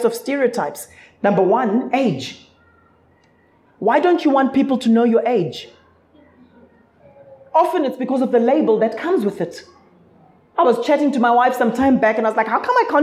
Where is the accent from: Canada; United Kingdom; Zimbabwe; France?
Zimbabwe; now in South Africa; I'm originally from Zimbabwe.